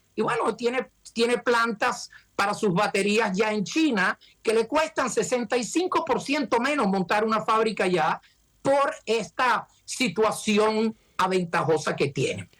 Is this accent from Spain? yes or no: no; Venezuela; now in United States; Nosotros venimos de Venezuela